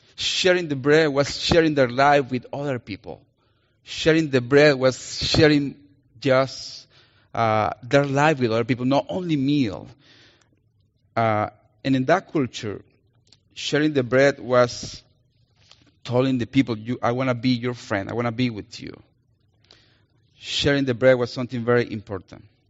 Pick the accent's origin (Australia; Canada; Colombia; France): Colombia; accent: Colombian; English is a second language; now in Minnesota, United States; I'm gonna use my Colombian accent. because I'm Colombian